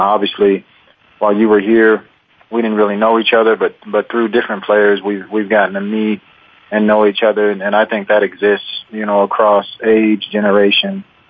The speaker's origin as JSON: {"language": "English", "town": "Monterey", "region": "California", "country": "United States", "also_born_or_lived": "Laramie, Wyoming", "moved": "as an adult", "lives_now": "Wyoming, United States", "said": "I'm originally from Monterey, California, but went to the University of Wyoming in the early 90s"}